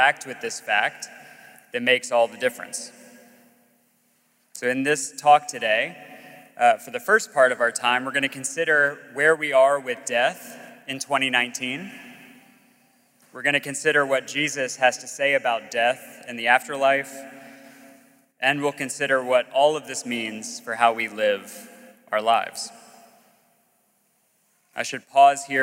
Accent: Gulf Coast of Alabama, United States; moved away as an adult; also born or lived in Virginia; I grew up on the Gulf Coast of Alabama

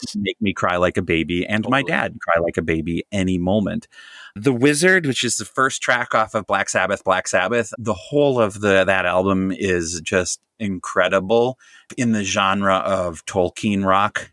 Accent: Jefferson County, Wisconsin, United States; I grew up in Jefferson County, Wisconsin

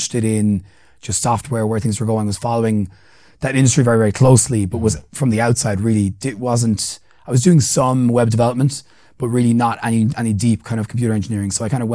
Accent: County Clare, Munster, Ireland; moved away as an adult; also born or lived in Limerick, Ireland; now in Kenya; I was born in County Clare in Ireland. So it's on the West Coast.

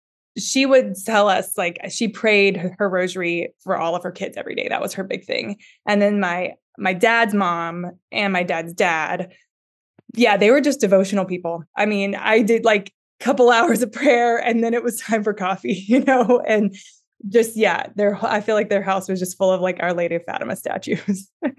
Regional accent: Louisiana, United States; Originally from South Louisiana, so I am a Cajun, and I come from the land of Cajun accents, but I've actually never had one.

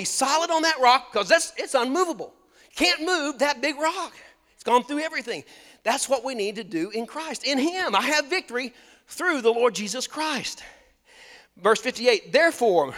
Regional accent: United States; I grew up on Lake Texoma

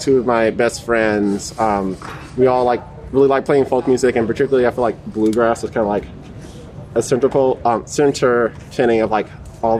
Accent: Baton Rouge, Louisiana, United States; I'm from Baton Rouge, Louisiana

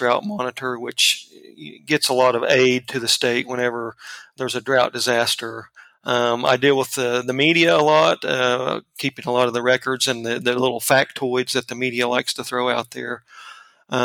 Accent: Buffalo, Oklahoma, United States; I grew up out in far northwestern Oklahoma in Buffalo, Oklahoma. Of course, you can tell from my accent, it's not the New York variety Buffalo. We're way up there. We're the bolt that holds on the panhandle, we like to say.

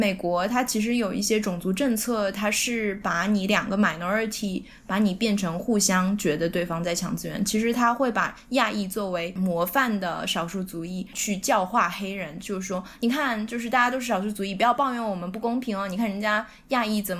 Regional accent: Shanghai, China; moved away; also born or lived in New York; 我是在上海长大的嘛，上海是一个别人都想进来的移民城市。我作为 insider，嗯，里面的人，然后我又跑到纽约去，纽约我作为一个 outsider 想要进去

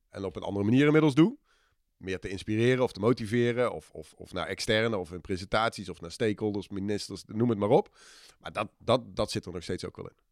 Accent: Eindhoven, North Brabant, Netherlands; also born or lived in Australia / Tilburg; ik eh, ben in hart en nieren een Eindhovenaar. Heb in mijn jeugd al een uitstapje gemaakt, eh, heel ver weg naar Australië. Ehm, maar daarna weer terug in de regio Eindhoven. Daar de middelbare school gedaan

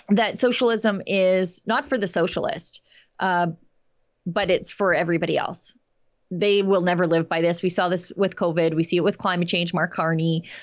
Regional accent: Canada; When I first traveled to Switzerland in the 70s as a Canadian, I was shocked to see police with automatic rifles all over the place.

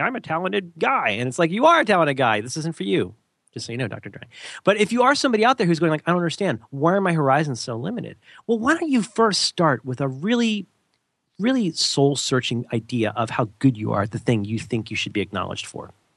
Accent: Florida, United States; moved away; I was from Florida and just hadn't had exposure to enough stuff

